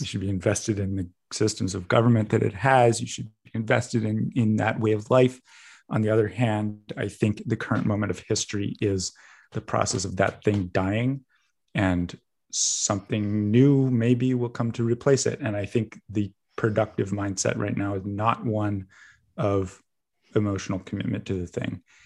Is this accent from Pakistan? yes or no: no; Vancouver, British Columbia, Canada; growing up as a Canadian, at least, I, I am actually an American citizen